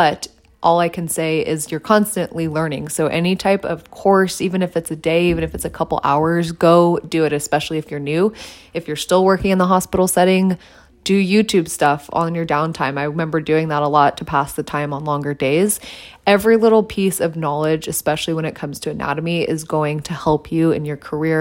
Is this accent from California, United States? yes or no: yes; San Diego, California, United States; moved away as an adult; also born or lived in Texas; I was moving back to my hometown, which was San Diego at the time